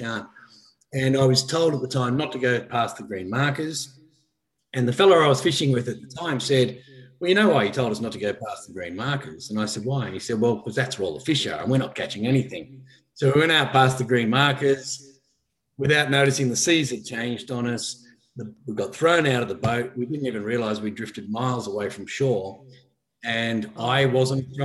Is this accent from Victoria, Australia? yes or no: no; Blue Mountains, New South Wales, Australia; I grew up in the Blue Mountains and I'd catch a train down to Sydney every day